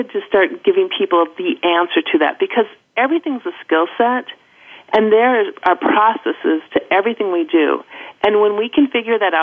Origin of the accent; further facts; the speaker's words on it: Minnesota, United States; accent: Midwest; moved away as an adult; also born or lived in Los Angeles; I grew up and went to college in Minnesota